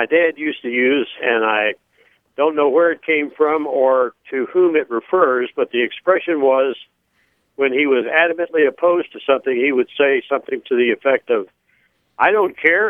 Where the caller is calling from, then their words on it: Fairview, Texas, United States; I'm calling from Fairview, Texas.